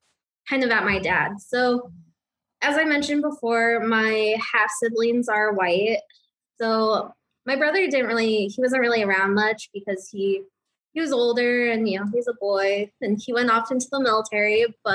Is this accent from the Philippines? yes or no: yes; Philippines; So I'm like, dude, wow. I'm Filipino.